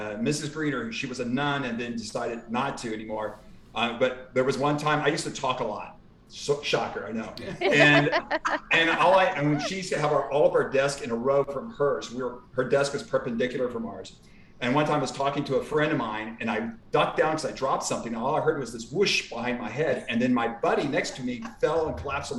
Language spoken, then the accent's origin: English; Houston, Texas, United States; I grew up in Houston